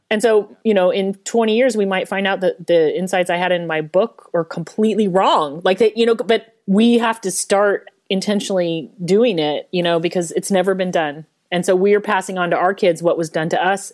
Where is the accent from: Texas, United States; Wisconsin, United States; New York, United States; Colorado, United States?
Colorado, United States; Denver; I grew up in Denver